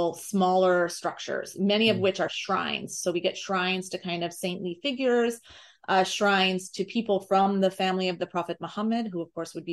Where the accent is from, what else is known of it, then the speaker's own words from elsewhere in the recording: United States; as an American